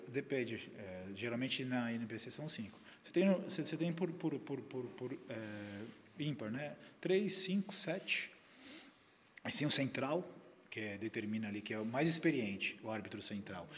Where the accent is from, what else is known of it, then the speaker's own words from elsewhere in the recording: Brazil; nós somos brasileiros